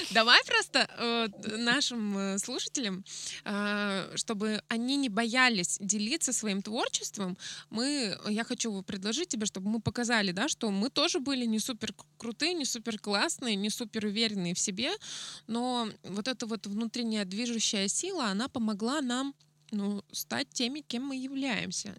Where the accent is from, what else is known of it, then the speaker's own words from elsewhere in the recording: Yekaterinburg, Sverdlovsk Oblast, Russia; moved away; also born or lived in Adler; я из Екатеринбурга, у нас там было много всяких разных заведений. Я устраивала лирические поэтические вечера у себя в городе